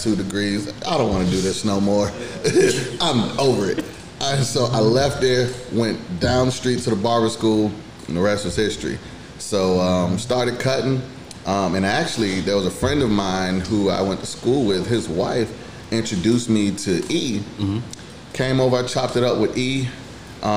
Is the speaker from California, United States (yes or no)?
no; Atlanta, Georgia, United States; I'm a native right here, Atlanta, Georgia, born and raised